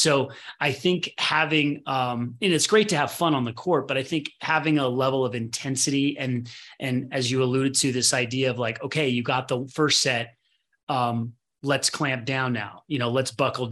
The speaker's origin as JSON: {"language": "English", "region": "Midwest", "country": "United States", "tie": "born or raised there", "said": "I was born in the Midwest"}